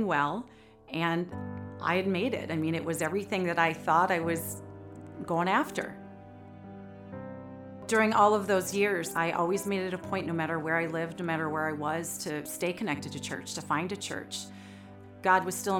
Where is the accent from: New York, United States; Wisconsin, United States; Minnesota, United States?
Minnesota, United States; Hugo; I grew up in Hugo, Minnesota.